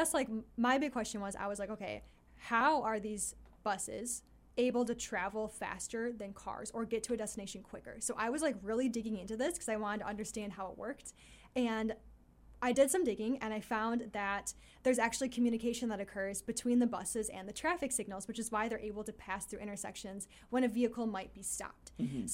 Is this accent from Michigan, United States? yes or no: yes; Detroit, Michigan, United States; where I grew up in Detroit, there's this famous highway called Woodward